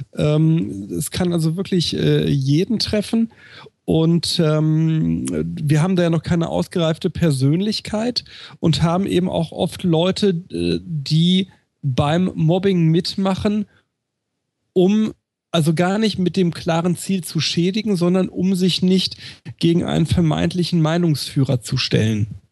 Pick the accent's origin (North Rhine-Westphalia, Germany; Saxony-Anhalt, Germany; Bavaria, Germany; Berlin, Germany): North Rhine-Westphalia, Germany; Recklinghausen; auf dem Schulhof bei uns in Recklinghausen Süd